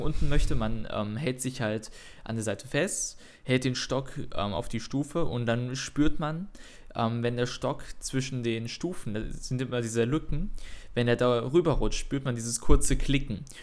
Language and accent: German; Cologne, North Rhine-Westphalia, Germany; ich komme aus Köln